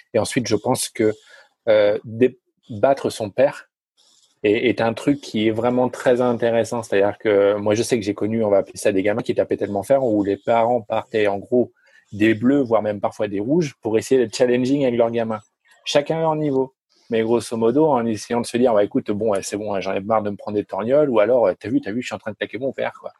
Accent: France; je suis français

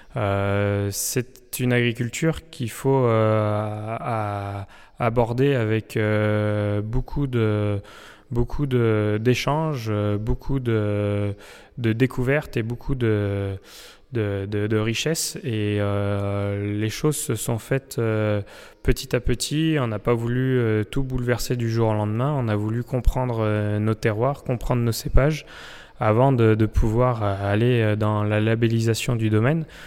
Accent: Saint-Pourçain-sur-Sioule, Auvergne-Rhône-Alpes, France; moved away as an adult; on est originaire euh, du vignoble de Saint-Pourçain, donc euh, revenir euh, là où on a vécu enfant

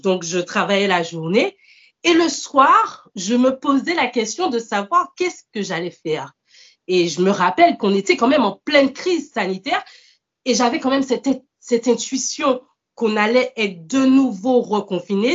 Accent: Martinique; moved away as an adult; also born or lived in mainland France; now in France; je suis originaire de, la Martinique. Ça fait cinq ans que je vis actuellement en France hexagonale

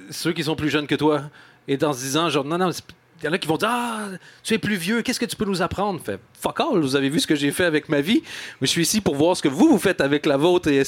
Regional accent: Quebec, Canada; moved away as an adult; now in Belgium; Je suis arrivé du Québec il y a une vingtaine d'années maintenant. il y a une vingtaine d'années. J'étais à Louvain-la-Neuve quand je suis arrivé.

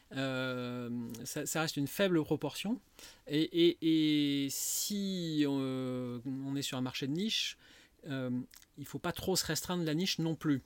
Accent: Lyon, Auvergne-Rhône-Alpes, France; also born or lived in Saint-Étienne / Mâconnais; mes parents se sont installés à Lyon, j'avais deux ans. Donc je, suis quasiment lyonnais

